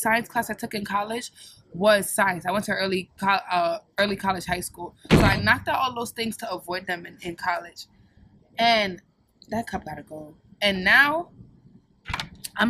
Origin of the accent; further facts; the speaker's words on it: Jamaica; moved away; I'm fully Jamaican. Like, born in Jamaica, Jamaican